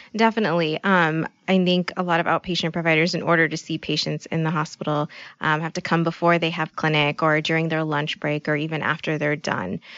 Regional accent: Bay Area, close to San Francisco, California, United States; moved away as an adult; now in Midwest, United States; I grew up in California

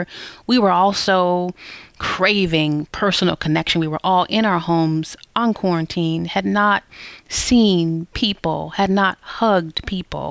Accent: Detroit, Michigan, United States; now in Columbus, United States; I am from Detroit

